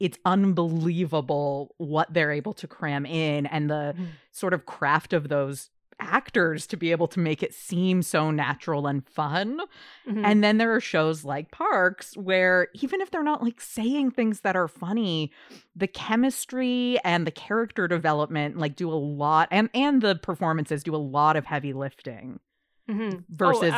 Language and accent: English; Canada; Hello, Canada. I'm also Canadian. I don't know why I said that like an outsider. I'm half Canadian, half American.